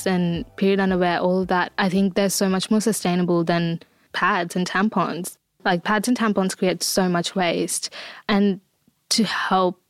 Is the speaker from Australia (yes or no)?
no; India; I grew up in India and period still is like such a taboo conversation